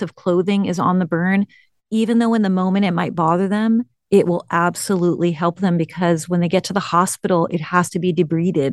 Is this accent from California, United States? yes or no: yes; the Bay Area, California, United States; I grew up in the Bay Area.